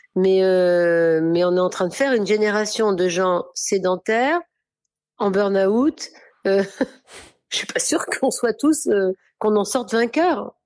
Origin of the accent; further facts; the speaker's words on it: Orléans, Centre-Val de Loire, France; moved away; also born or lived in Paris / south of France; j'ai quand même grandi à Orléans